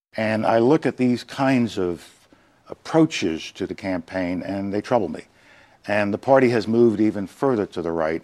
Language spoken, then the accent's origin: English; New York City, New York, United States; The values I learned growing up in the South Bronx